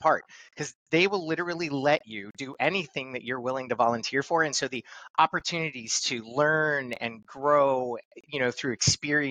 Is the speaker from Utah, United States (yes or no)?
no; Los Angeles, California, United States; I grew up in Los Angeles, California